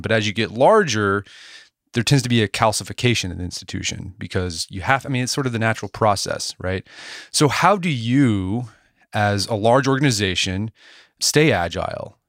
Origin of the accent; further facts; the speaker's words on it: Edmond, Oklahoma, United States; now in Tulsa, United States; I grew up in Edmond, Oklahoma, a suburb of Oklahoma City.